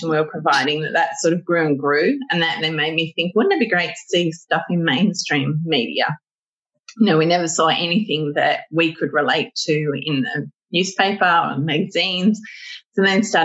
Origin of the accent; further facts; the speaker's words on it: Sydney, New South Wales, Australia; I live one door down from the house that I used to live in and that I grew up in as a child